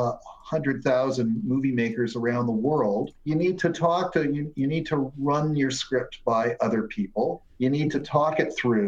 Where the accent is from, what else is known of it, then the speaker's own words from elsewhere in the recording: Hamilton, Ontario, Canada; now in Toronto, Canada; I am from Hamilton